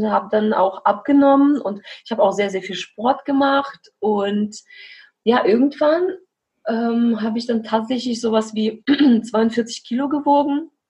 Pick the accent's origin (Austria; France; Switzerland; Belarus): Belarus; now in Germany; ich komme aus Weißrussland und bin jetzt seit fast acht Jahren hier in Deutschland.